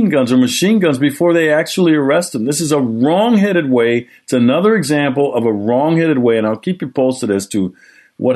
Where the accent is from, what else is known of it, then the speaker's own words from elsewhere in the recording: Milwaukee, Wisconsin, United States; Milwaukee, Wisconsin, my hometown